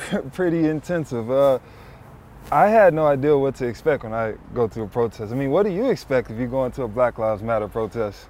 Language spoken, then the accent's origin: English; Memphis, Tennessee, United States; moved away; We're from the south, I grew up in Memphis